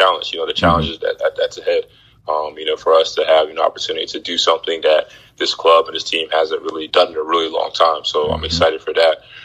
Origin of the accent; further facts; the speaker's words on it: Philadelphia, Pennsylvania, United States; I'm from Philadelphia